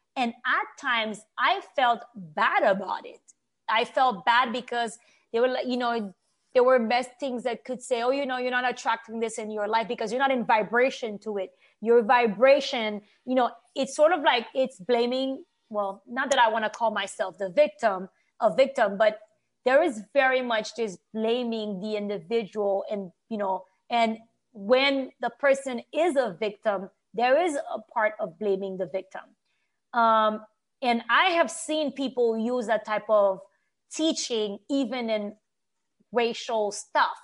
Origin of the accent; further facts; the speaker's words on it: Haiti; English is a second language; now in United States; I grew up in Haiti.